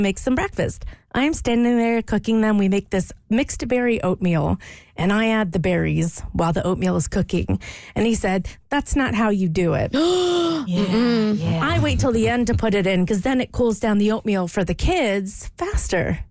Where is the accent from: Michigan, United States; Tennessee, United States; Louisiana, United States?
Louisiana, United States; moved away; I grew up in Louisiana